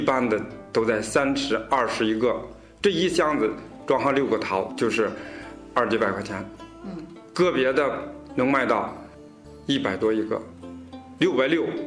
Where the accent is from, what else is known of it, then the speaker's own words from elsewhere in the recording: Shenzhou, Hebei, China; 我也是嵊州人